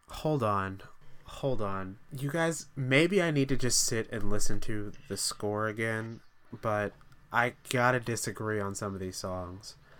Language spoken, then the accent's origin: English; Texas, United States; three of us grew up in Texas.